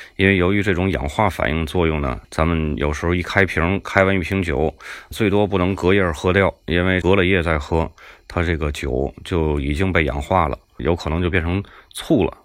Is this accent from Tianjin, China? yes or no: yes; Tianjin, China; accent: Tianjin; 听我口音，大家应该能听出来，我是天津人。 土生土长的天津人，天津人说话爱唠叨